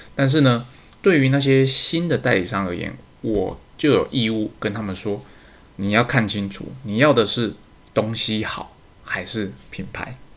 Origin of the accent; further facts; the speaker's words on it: Taiwan; 身为台湾人的自卑感